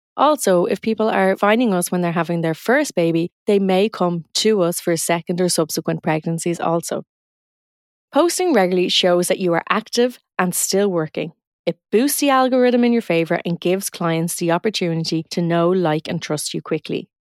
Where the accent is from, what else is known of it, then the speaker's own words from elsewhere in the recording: Dublin, Leinster, Ireland; accent: north side Dublin; I'm from a part of Dublin, Ireland, and I'm from the north side of the city, and we have a very distinct accent